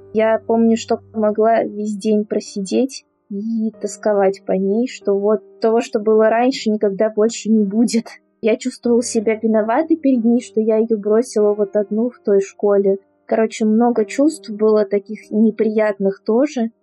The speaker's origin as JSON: {"language": "Russian", "region": "Moscow", "country": "Russia", "said": "я из Москвы"}